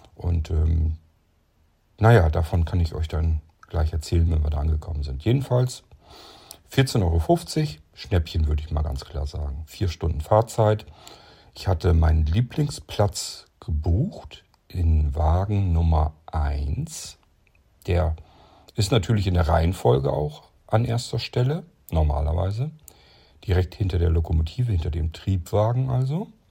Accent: Lower Saxony, Germany; born or raised there

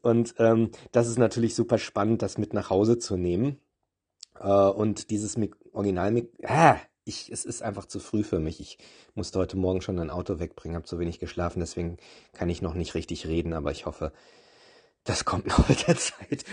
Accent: Olpe, North Rhine-Westphalia, Germany; moved away; ich bin tatsächlich in Olpe geboren, in einem kleinen Dorf, zehn Kilometer von Olpe

